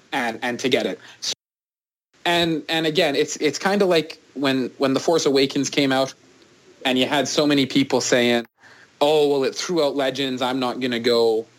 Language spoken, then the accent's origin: English; Canada; as a Canadian